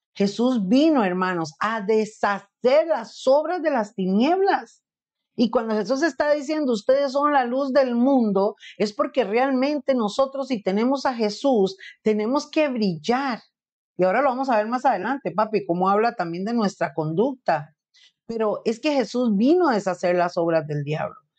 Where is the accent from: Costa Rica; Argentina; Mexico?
Costa Rica